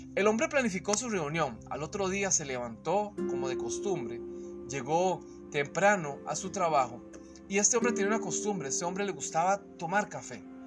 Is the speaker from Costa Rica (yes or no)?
yes; Costa Rica; cuando laboraba en una empresa eh, en mi país, en Costa Rica